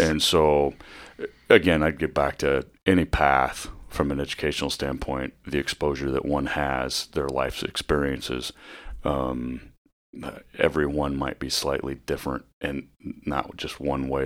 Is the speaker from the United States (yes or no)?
yes; Northwest Iowa, United States; moved away as an adult; also born or lived in Vermillion, South Dakota / Fremont, Nebraska; now in Bellevue, United States; I grew up in Northwest Iowa